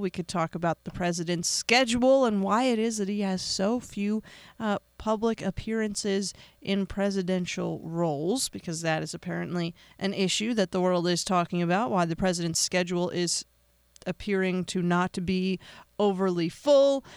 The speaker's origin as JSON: {"language": "English", "country": "United States", "said": "I am an American"}